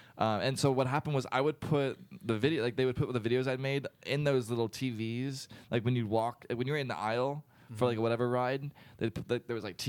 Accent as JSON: {"language": "English", "region": "Virginia", "country": "United States", "tie": "born or raised there", "also_born_or_lived": "Orlando, Florida", "moved": "as an adult", "lives_now": "Winter Park, United States", "said": "I grew up around here."}